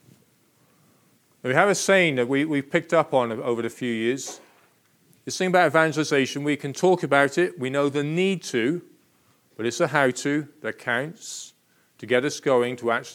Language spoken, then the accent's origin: English; Plymouth, South West England, United Kingdom; I was born and bred in Plymouth